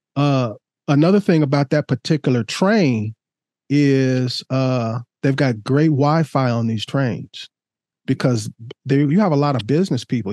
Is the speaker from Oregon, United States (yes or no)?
yes; Oregon, United States; my home state